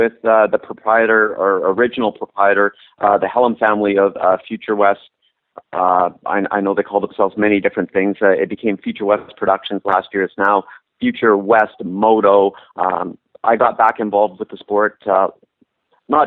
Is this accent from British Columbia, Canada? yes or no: yes; Vernon, British Columbia, Canada; my hometown of Vernon, B.C.